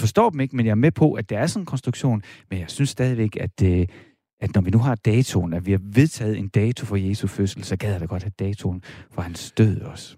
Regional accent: Horsens, Central Denmark Region, Denmark; jeg er vokset op i Horsens

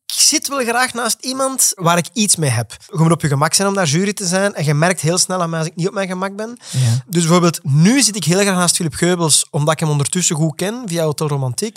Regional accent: Flemish Brabant, Flanders, Belgium; accent: Flemish; Flemish-Brabant; door mijn Vlaams accent.

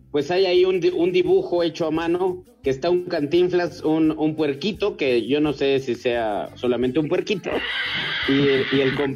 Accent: Ecatepec, State of Mexico, Mexico; yo no sé si de Catepec, ahí donde yo nací

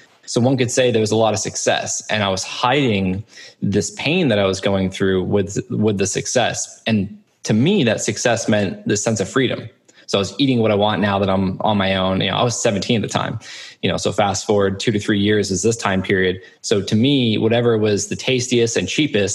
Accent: Cape Cod, Massachusetts, United States; I grew up in Massachusetts, Cape Cod to be exact

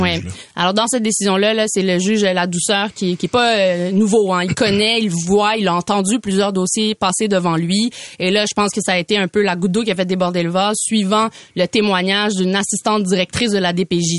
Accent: Quebec, Canada; c'est chez nous au Québec, dans le Nord

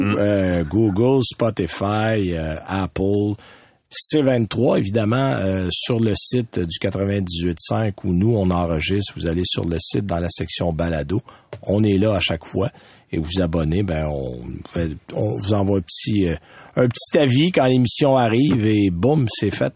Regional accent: Saint-Timothée, Quebec, Canada; je suis de Saint-Timothée

